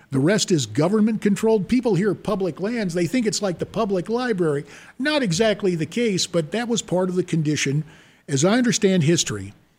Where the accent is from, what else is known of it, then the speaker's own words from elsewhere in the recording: High Point, North Carolina, United States; moved away as an adult; also born or lived in Cincinnati, Ohio / Raleigh, North Carolina; now in Phoenix, United States; growing up in High Point, North Carolina